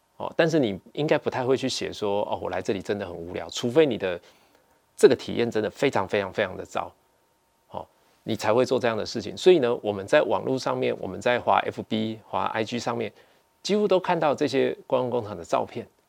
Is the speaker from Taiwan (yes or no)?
yes; Taiwan; 我们台湾人